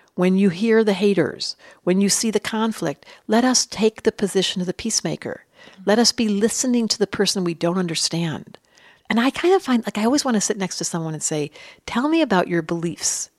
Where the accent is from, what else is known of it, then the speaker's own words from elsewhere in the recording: Detroit, Michigan, United States; I grew up in Detroit